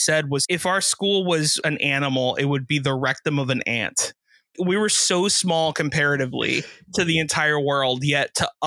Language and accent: English; South Florida, United States; being from Florida, or specifically South Florida